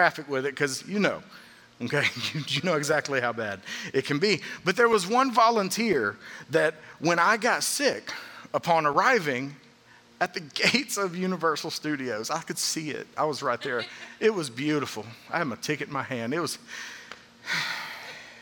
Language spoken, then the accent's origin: English; Atlanta, Georgia, United States; growing up in the Atlanta area, I spent a lot of time during the summers as a kid going to Six Flags